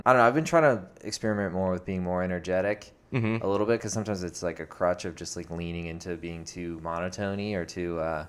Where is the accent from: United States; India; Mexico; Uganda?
United States; Tampa, Florida; moved away as an adult; now in Orlando, United States; Yeah, I'm originally from Tampa. Moved here to go to UCF when I was 18.